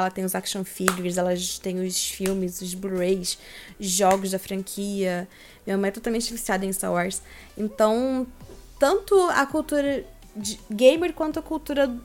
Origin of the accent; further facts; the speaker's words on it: Joinville, Santa Catarina, Brazil; moved away as an adult; also born or lived in Rio de Janeiro; now in São Paulo, Brazil; eu sou de Joinville, Santa Catarina